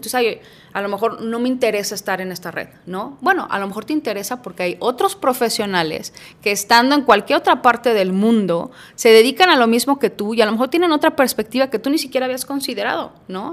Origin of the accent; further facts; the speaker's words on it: Guadalajara, Jalisco, Mexico; also born or lived in Puebla; aquí en Guadalajara solamente nos venimos mis papás y yo desde muy chiquitos, yo tenía cuatro años